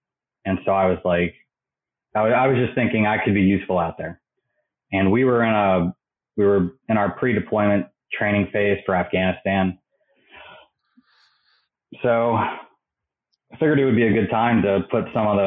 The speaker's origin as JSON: {"language": "English", "region": "Maryland", "country": "United States", "tie": "born or raised there", "moved": "as an adult", "said": "I grew up in Maryland"}